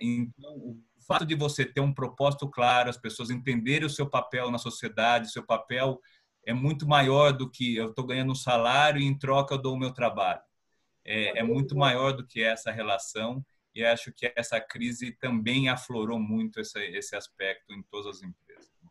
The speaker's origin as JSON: {"language": "Portuguese", "town": "Piracicaba", "region": "São Paulo", "country": "Brazil", "tie": "born or raised there", "moved": "yes", "lives_now": "São Paulo, Brazil", "said": "eu sou de Piracicaba, sou do interior. Então eu cresci num ambiente de vizinhança"}